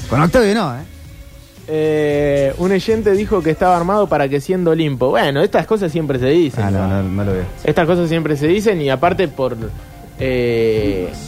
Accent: Bahía Blanca, Buenos Aires Province, Argentina; cuando era chico jugaba en Liniers de Bahía Blanca, un club que históricamente, por lo menos en inferiores, siempre era el rival de Olimpo.

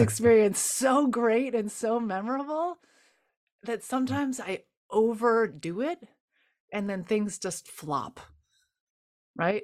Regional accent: United States; growing up in the United States

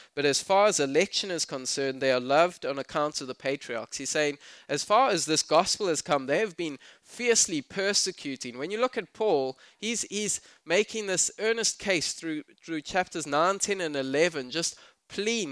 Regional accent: South Africa; I'm South African

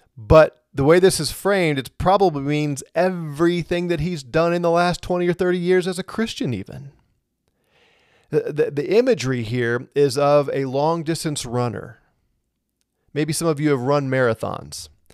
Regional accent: St. Louis, Missouri, United States; now in Colorado, United States; I'm from Saint Louis

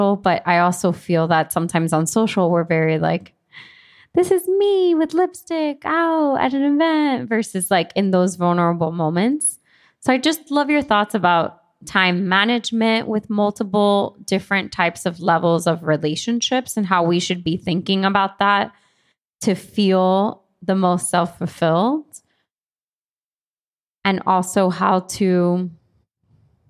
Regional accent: Miami, Florida, United States; moved away as an adult; also born or lived in New York; now in Los Angeles, United States; I grew up in Miami, then went to LA for work, got relocated to New York

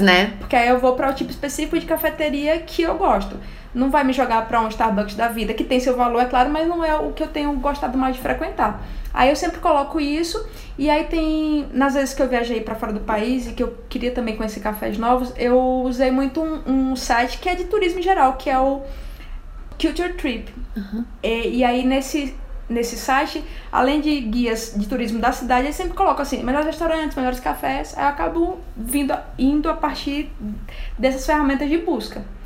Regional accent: Alagoas, Brazil; sou nordestina, né? Eu nasci em Alagoas

